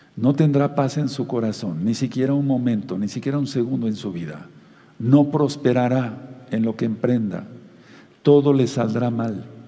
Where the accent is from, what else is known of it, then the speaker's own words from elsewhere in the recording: Mexico; como decimos aquí en México